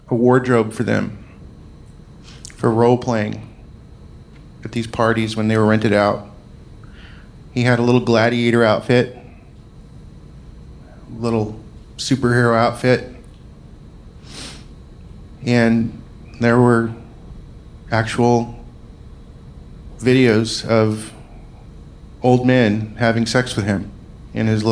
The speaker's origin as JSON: {"language": "English", "region": "Scotland", "country": "United Kingdom", "said": "I'm Scottish"}